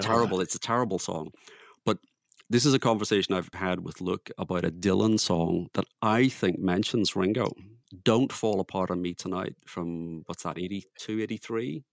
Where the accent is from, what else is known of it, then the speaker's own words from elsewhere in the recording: Belfast, Northern Ireland, United Kingdom; born and bred in Belfast.